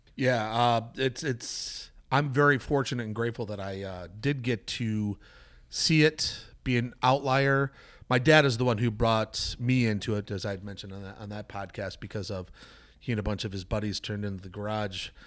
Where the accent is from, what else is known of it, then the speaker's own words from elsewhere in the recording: Ellicottville, New York, United States; my hometown